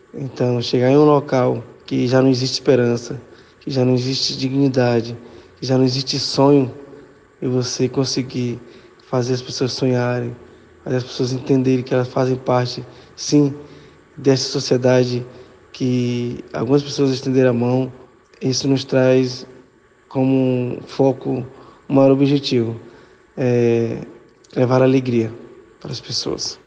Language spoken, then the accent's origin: Portuguese; Acre, Brazil; sou filho da terra aqui de, do estado do Acre